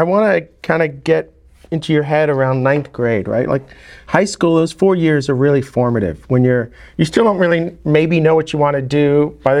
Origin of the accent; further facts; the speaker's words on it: New York, United States; I grew up in New York